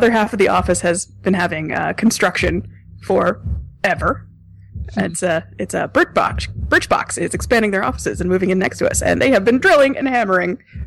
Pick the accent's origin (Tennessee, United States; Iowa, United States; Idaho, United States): Tennessee, United States; Nashville; now in New York, United States; I'm from Nashville.